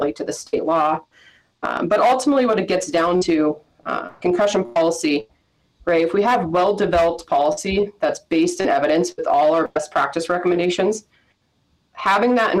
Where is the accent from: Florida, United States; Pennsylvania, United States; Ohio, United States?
Pennsylvania, United States; Erie; also born or lived in Virginia / Michigan; now in Pittsburgh, United States; I'm from Erie, Pennsylvania, originally born and raised